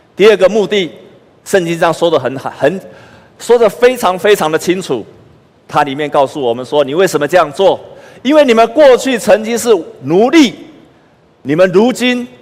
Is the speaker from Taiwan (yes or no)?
yes; Taiwan; moved away as an adult; also born or lived in United States; 我在台湾读书成绩那么好